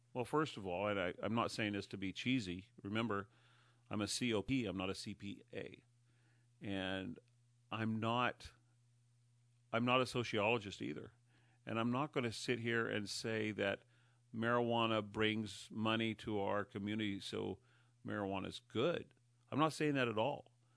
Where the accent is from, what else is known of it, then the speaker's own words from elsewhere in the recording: Humboldt County, California, United States; moved away as an adult; now in Mendocino County, United States; I was raised in Humboldt County, so that's the county to the north of us